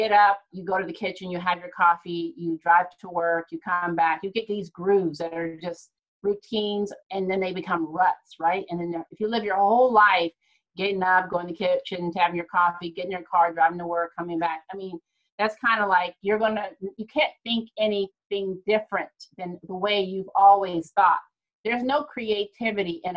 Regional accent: Ohio, United States; moved away; I'm from Ohio

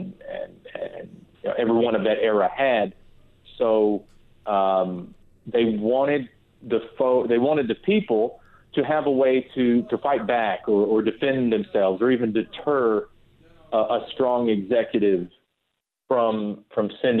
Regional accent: Kings Mountain, North Carolina, United States; That's my hometown in North Carolina on the border with South Carolina

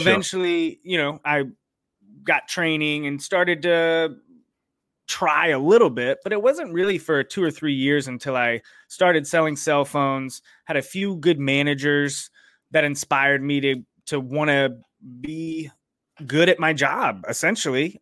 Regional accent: Raleigh, North Carolina, United States; I grew up in Raleigh, North Carolina, uh, which is where I still live.

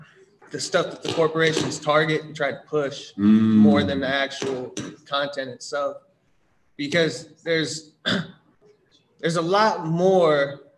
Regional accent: Northern California, United States; I'm from Northern California

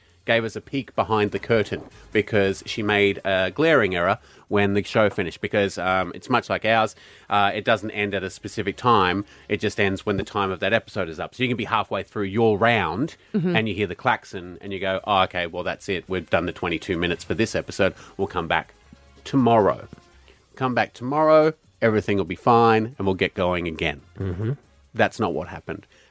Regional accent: United Kingdom; now in Brisbane, Australia; being British myself.

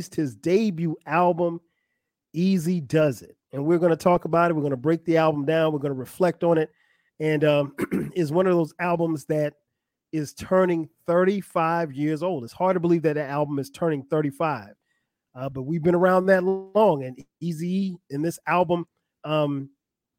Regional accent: South Carolina, United States; I grew up in South Carolina.

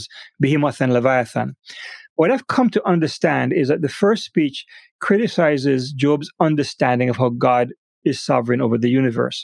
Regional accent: Jamaica; moved away; back in Jamaica, my home country

